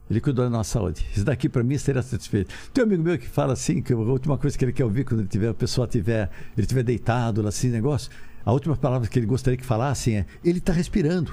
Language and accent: Portuguese; Ribeirão Preto, São Paulo, Brazil; accent: caipira; Eu, eu sou de Ribeirão Preto. Falei, pelo amor de Deus, eu sou caipira.